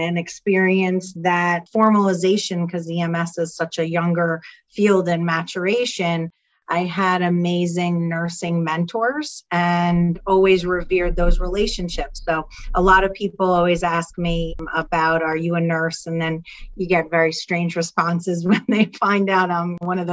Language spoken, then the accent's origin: English; New Jersey, United States; I come from Jersey, if you can't tell by my accent